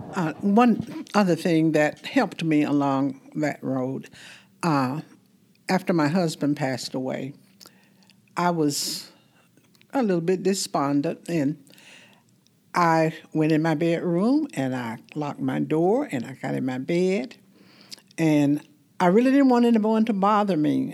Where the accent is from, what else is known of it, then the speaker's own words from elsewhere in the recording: Fort Valley, Georgia, United States; I'm from Fort Valley, Georgia